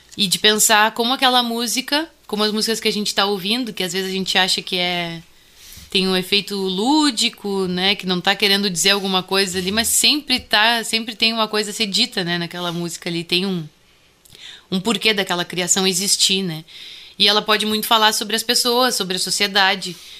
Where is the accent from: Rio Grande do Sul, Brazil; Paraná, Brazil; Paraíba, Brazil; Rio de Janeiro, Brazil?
Rio Grande do Sul, Brazil; Bagé; accent: Bagé accent; eu sou natural de Bagé